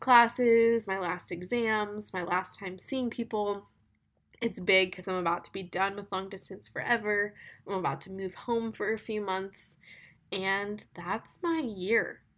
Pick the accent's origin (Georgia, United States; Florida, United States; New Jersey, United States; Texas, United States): Florida, United States; now in Birmingham, United States; I'm from Florida